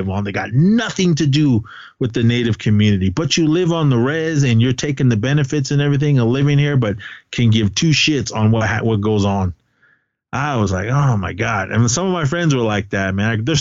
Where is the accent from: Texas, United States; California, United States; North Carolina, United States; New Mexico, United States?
California, United States; Oakland; moved away as an adult; also born or lived in reservation (parents' home); I grew up in Oakland my whole life and I live on the res now